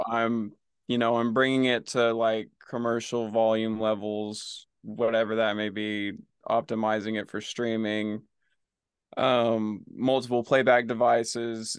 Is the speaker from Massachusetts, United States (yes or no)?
no; Oklahoma, United States; moved away as an adult; now in Los Angeles, United States; I'm from Oklahoma.